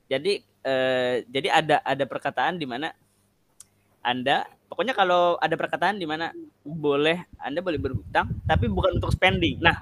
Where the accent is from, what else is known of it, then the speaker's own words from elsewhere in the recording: San Francisco, California, United States; Kalau di US itu kan kita kan orang US, Pak. Saya kan San